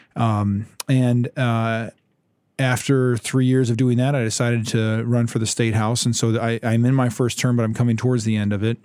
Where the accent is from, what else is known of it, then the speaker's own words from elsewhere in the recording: Ypsilanti, Michigan, United States; also born or lived in Hillsdale, Michigan; I grew up in Southeast Michigan in Ypsilanti, and I came out this direction to go to Hillsdale College when I was eighteen